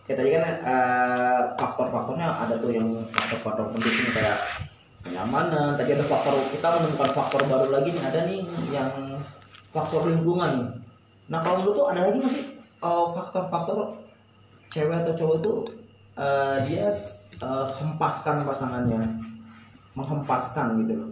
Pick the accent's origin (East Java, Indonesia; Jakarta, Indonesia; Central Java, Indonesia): Jakarta, Indonesia; Uh, eh, gue kan tau sendiri gue kan anak Jakarta banget ya.